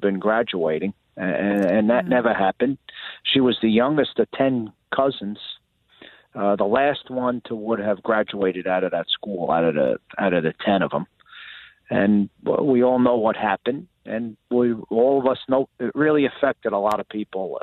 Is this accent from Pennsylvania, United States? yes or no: no; New York, United States; now in Florida, United States; tough and calloused from growing up in New York